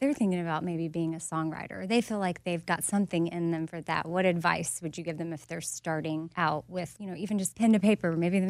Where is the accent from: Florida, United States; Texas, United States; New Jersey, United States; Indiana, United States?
Texas, United States; I'm from Texas.